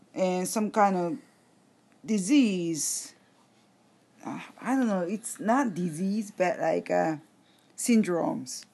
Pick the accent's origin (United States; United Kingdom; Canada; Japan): Japan; English is a second language